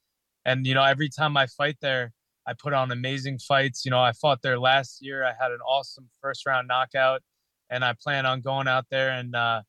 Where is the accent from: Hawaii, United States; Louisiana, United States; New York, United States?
New York, United States; Long Island; growing up in Long Island, just being a kid